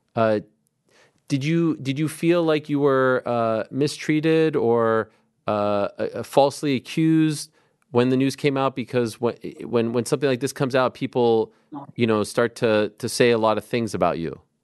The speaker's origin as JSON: {"language": "English", "country": "Canada", "moved": "yes", "lives_now": "New York, United States", "said": "my country, Canada"}